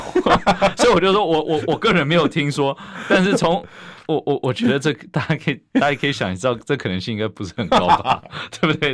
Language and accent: Chinese; Taiwan; 我们台湾人民